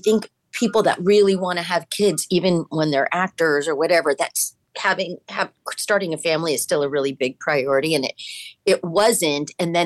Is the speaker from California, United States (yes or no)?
yes; Manhattan Beach, California, United States; I grew up in Manhattan Beach. And when I grew up there, I mean, I literally grew up in a … song. It was, you know, the 60s and 70s. And it was a smaller town